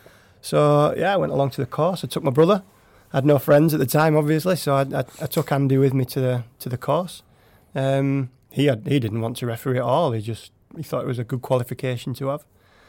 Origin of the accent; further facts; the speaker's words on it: England, United Kingdom; I was born in England.